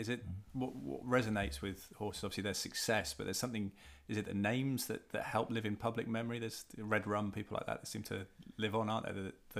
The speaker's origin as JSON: {"language": "English", "town": "Malvern", "region": "West Midlands", "country": "United Kingdom", "tie": "born or raised there", "said": "growing up in Malvern"}